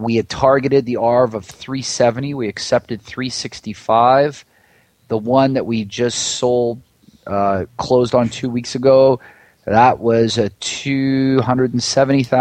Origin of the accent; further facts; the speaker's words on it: Vancouver, British Columbia, Canada; also born or lived in Washington, D.C.; now in San Diego, United States; I grew up in Vancouver, Canada, and I moved back there with my wife